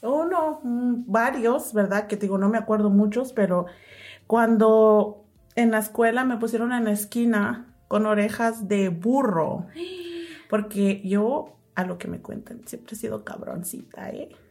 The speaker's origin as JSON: {"language": "Spanish", "town": "Huitzuco de los Figueroa", "region": "Guerrero", "country": "Mexico", "said": "Soy de Guerrero, eh, de un pueblo que se llama Huitzuco de los Figueroas."}